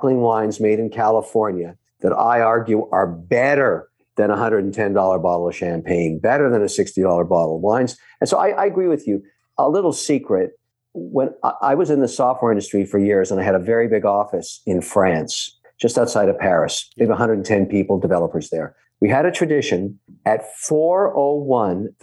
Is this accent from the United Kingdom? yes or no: no; Phnom Penh, Cambodia; moved away; when I was growing up in Phnom Penh, Cambodia, which was a French colony for a long time